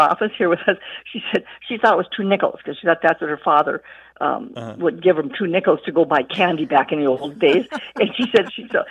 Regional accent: Berthold, North Dakota, United States; I'm from Berthold, North Dakota

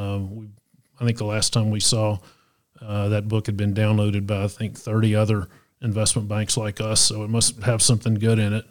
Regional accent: Chattanooga, Tennessee, United States; I grew up here in Chattanooga

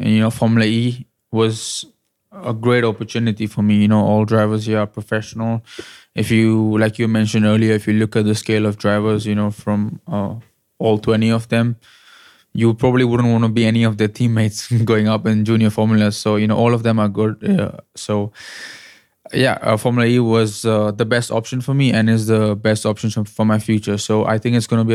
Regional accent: India; me being an Indian driver, driving for an Indian team

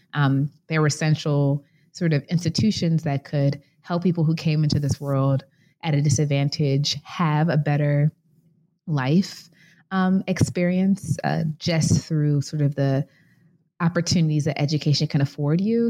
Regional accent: Chicago, Illinois, United States; I was born and raised in Chicago, Illinois

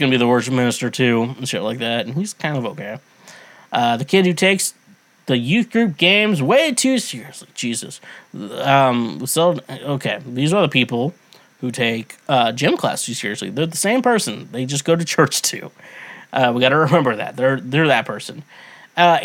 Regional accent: Midwest, United States; I grew up in the Midwest.

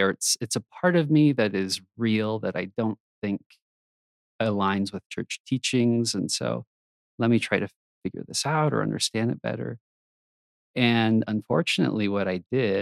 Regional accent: Texas, United States; moved away as an adult; now in Utah, United States; I grew up in Texas, pretty normal kid

